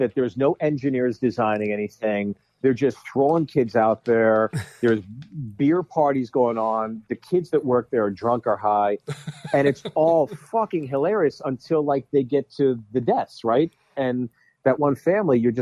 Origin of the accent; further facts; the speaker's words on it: Pittsburgh, Pennsylvania, United States; moved away; also born or lived in New York City; growing up on East Coast, you know, blue collar city like Pittsburgh